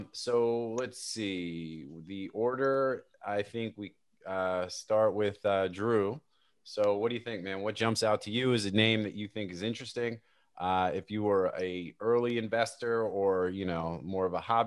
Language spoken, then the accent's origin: English; Northeast, United States; moved away as an adult; also born or lived in Northeast Florida; now in Florida, United States; growing up in the Northeast